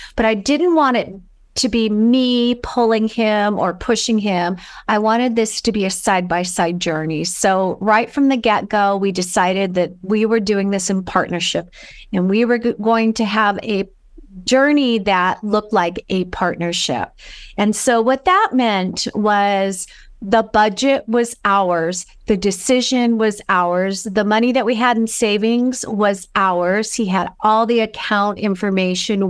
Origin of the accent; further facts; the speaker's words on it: Los Angeles, California, United States; moved away as an adult; I am originally from California and, um, Los Angeles